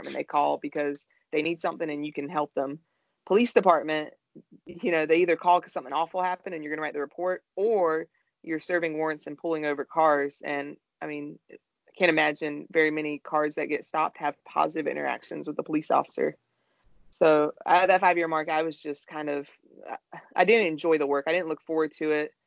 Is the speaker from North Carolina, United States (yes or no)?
yes; Raleigh, North Carolina, United States; I'm born and raised in Raleigh